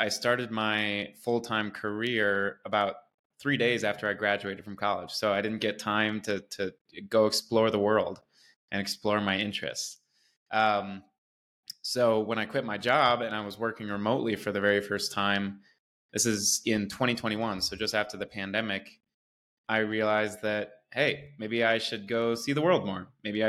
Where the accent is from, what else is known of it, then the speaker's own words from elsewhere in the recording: North Dakota, United States; moved away as an adult; also born or lived in Milwaukee, Wisconsin / Ohio / Indianapolis, Indiana; now in Medellin, Colombia; I'm from Wisconsin, like you said. I was born in Milwaukee, but actually grew up in North Dakota, of all places.